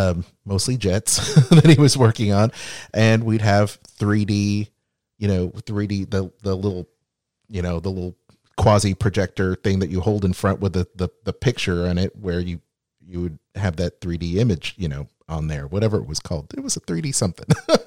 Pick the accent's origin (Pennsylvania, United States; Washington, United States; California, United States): Washington, United States; Seattle; I was on the West Coast growing up in Seattle.